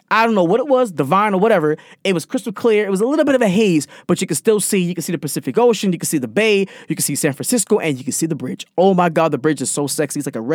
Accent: Jamaica; I'm Jamaican.

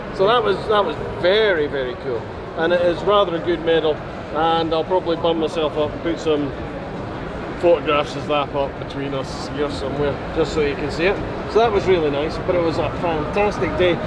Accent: Scotland, United Kingdom; being a Scotsman

